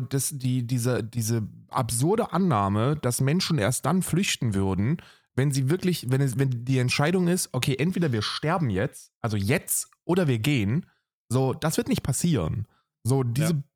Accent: Germany; was uns dann als Deutsche hervorstechen lässt?

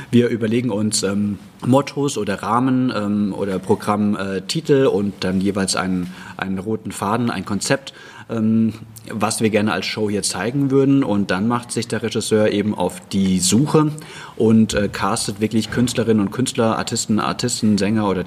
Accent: Hesse, Germany; born there; Also ich bin ja ein ähm, Reingeschmeckter, ich bin äh, gebürtiger Hesse, aber ich finde das eigentlich ganz arg schön, dass äh, hier auch noch Dialekt gesprochen wird

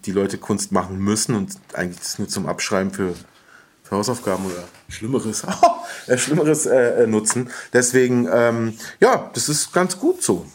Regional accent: Berlin, Germany; In Westberlin. In ähm, aufgewachsen in Wilmersdorf in der Schlangenbader Straße

